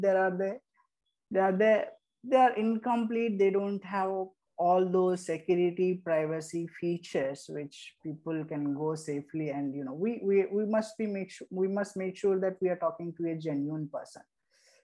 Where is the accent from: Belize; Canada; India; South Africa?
India; Erode, Tamil Nadu; I'm from Erode, Tamil Nadu